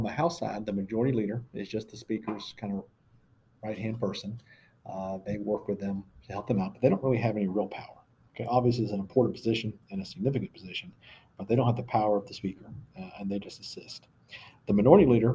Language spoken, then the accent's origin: English; Florida, United States; now in Georgia, United States; I'm from Florida